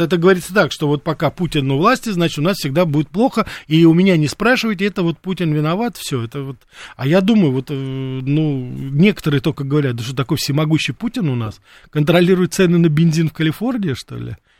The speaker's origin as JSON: {"language": "Russian", "region": "Moscow", "country": "Russia", "tie": "born or raised there", "said": "свое детство провел в Мариной роще"}